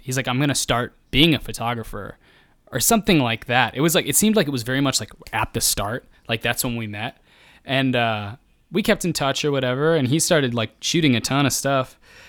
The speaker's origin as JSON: {"language": "English", "region": "Midwest", "country": "United States", "said": "It's cause I'm from the Midwest and I'm afraid of, like my backbone is made of like being meek and fearful."}